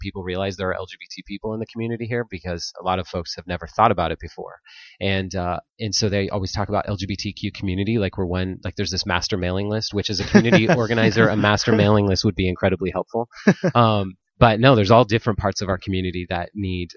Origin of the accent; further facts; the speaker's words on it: Napa, California, United States; I grew up here in Napa. I've been here since second grade